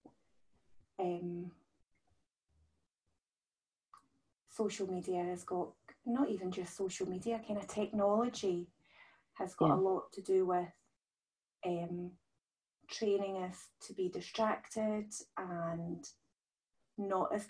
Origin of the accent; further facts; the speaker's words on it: Scotland, United Kingdom; I'm from Scotland